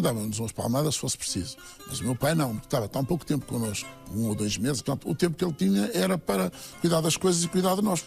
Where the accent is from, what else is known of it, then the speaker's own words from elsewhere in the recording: Vila Nova de Anha, Norte, Portugal; A minha terra faz-me ser feliz, desde logo porque tenho lá todas as minhas raízes. Moro em frente à escola primária onde eu andei